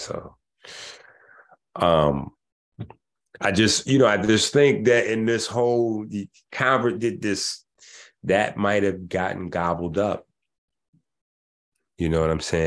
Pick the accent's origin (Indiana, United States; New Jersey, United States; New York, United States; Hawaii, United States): New York, United States; New York City; I'm from the Bronx, you know, 158th Street in the Bronx.